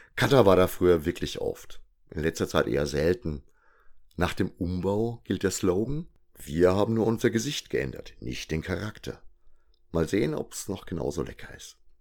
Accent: Würzburg, Bavaria, Germany; als Würzburger

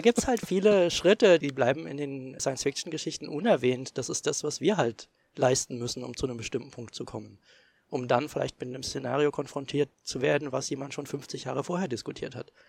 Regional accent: East Germany, Germany; ich bin halt noch in der DDR geboren, bin dementsprechend auch DDR sozialisiert, zumindest die Grundsozialisation, die man als kleines Kind erhält

